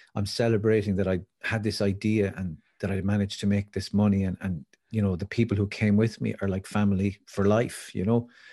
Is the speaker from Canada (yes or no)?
no; Wicklow, Leinster, Ireland; I grew up in Wicklow